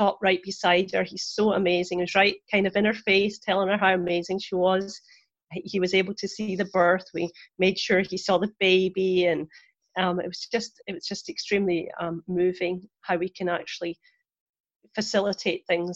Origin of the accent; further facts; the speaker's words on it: Scotland, United Kingdom; moved away as an adult; now in Florida, United States; I'm originally from Scotland. I trained there as a nurse and a midwife